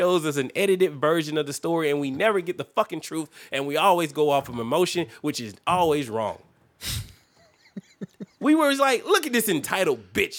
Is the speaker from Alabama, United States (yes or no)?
yes; Alabama, United States; I grew up in Alabama